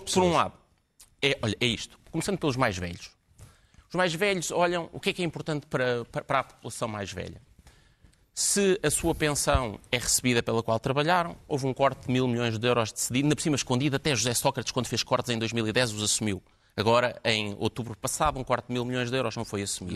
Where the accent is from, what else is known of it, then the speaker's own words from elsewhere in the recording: Portugal; enquanto português